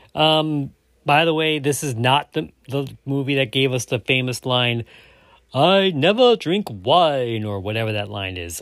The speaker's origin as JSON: {"language": "English", "region": "Louisiana", "country": "United States", "said": "I'm from Louisiana"}